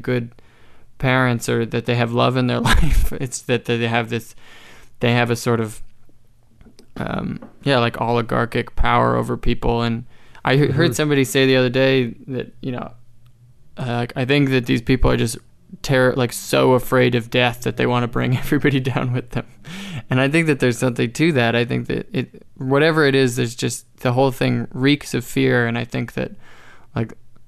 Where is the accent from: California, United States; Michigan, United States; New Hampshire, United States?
New Hampshire, United States; moved away as an adult; also born or lived in Arizona; now in Canada; I was born in Arizona. I was raised in New Hampshire